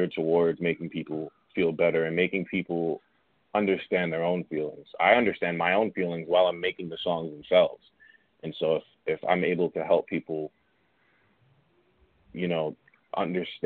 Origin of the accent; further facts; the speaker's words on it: New York City, New York, United States; I'm from Queens. I grew up in Queens. I bounced around a little bit, but Queens is my home, definitely.